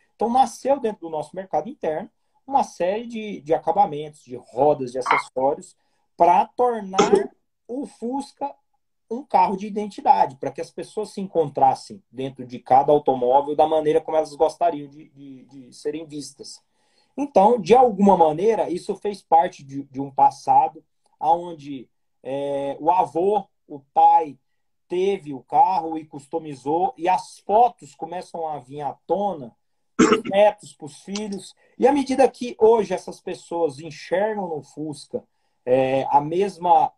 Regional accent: Goiás, Brazil; Eu tô, sou goiano, terra do Piqui. Estou em Goiânia

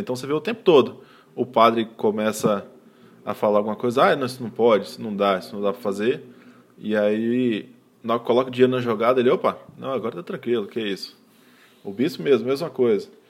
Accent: Espírito Santo, Brazil; Eu nasci no Espírito Santo, mas meu pai é do interior do Ceará

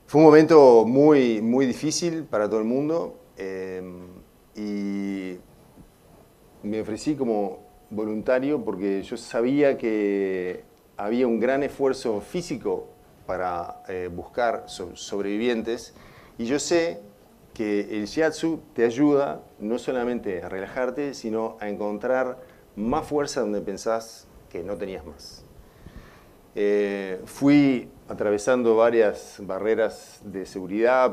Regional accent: Uruguay; moved away as an adult; siempre tenía una patita acá, en, en Uruguay, porque soy uruguayo

